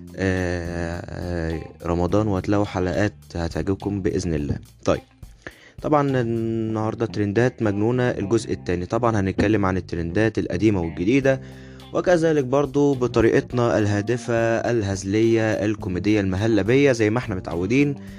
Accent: Egypt; عندنا في مصر

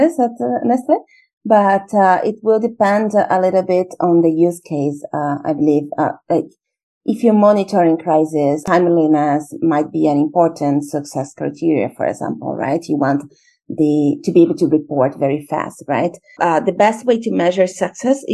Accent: Brazil; moved away as an adult; also born or lived in Russia / India / China / Portugal; I'm originally from Brazil

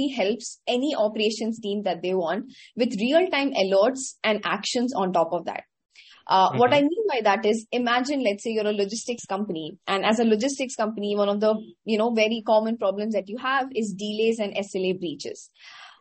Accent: Patna, Bihar, India; moved away as an adult; also born or lived in Pilani, Rajasthan, India; now in Bangalore, India; I actually grew up in a tier two city in India called Patna in the state of Bihar

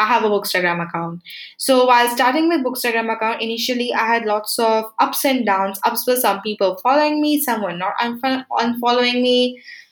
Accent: Uttarakhand, India; moved away; also born or lived in Goa; I'm from Uttarakhand

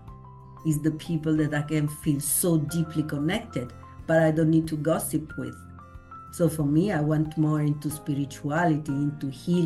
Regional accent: Italy; moved away; I come from Italy

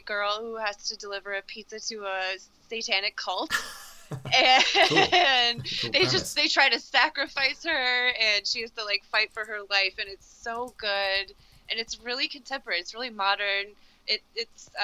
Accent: United States; me as an American not living in New Zealand

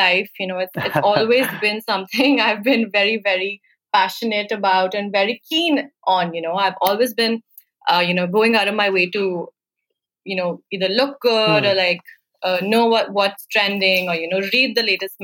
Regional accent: Chandigarh, India; also born or lived in Italy / Bombay; I moved back home to Chandigarh, which is my hometown

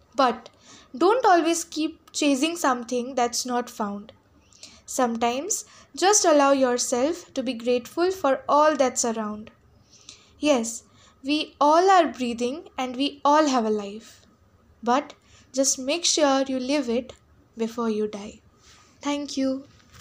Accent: Jalpaiguri, West Bengal, India; from Jalpaiguri, West Bengal. Recently, I'm in class twelve, Saint Paul's School.

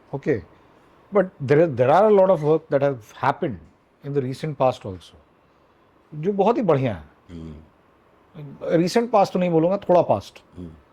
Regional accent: Raipur, Chhattisgarh, India; मैं रायपुर में पला बढ़ा हूँ mm-hmm. छत्तीसगढ़ में

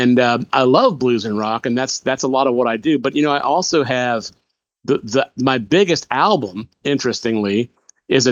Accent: Macon, Georgia, United States; my hometown of Macon, Georgia

